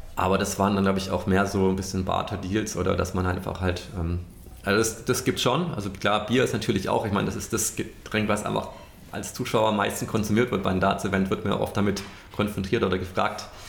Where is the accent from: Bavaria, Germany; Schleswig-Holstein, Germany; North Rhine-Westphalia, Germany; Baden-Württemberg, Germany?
Baden-Württemberg, Germany; Stuttgart; now in Munich, Germany; Stuttgart, mein, mein Heimatort